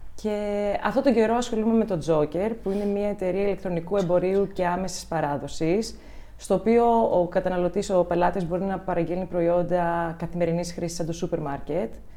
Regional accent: Ioannina, Epirus, Greece; moved away as an adult; also born or lived in Germany; μεγάλωσα στα Γιάννενα

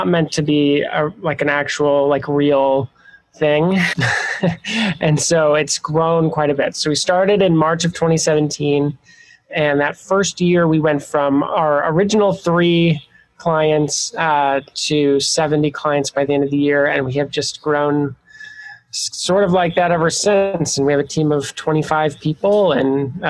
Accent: Montana, United States; moved away as an adult; also born or lived in Chicago; I grew up in the Pacific Northwest in Montana

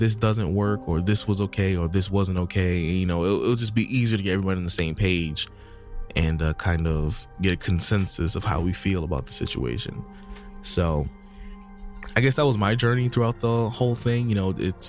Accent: United States; I'm just from America

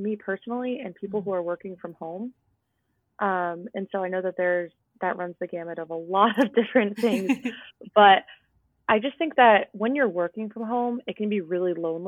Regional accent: New Jersey, United States; also born or lived in outside Boston; now in Massachusetts, United States; I grew up in New Jersey

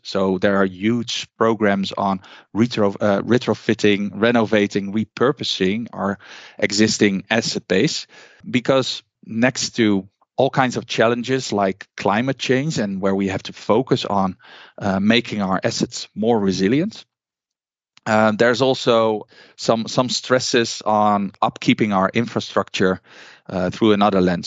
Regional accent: Netherlands; I'm from the Netherlands

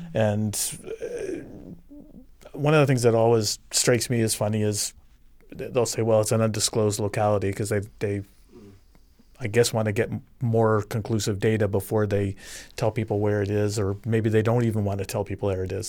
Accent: Tucson, Arizona, United States; now in Chicago, United States; I grew up in Tucson, Arizona, and I'm a university brat.

